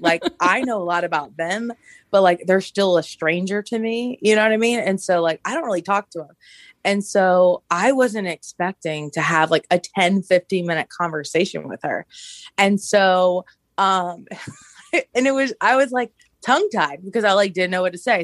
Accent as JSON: {"language": "English", "town": "Augusta", "region": "Georgia", "country": "United States", "tie": "born or raised there", "moved": "yes", "said": "I'm originally from Augusta and, uh, it's our hometown"}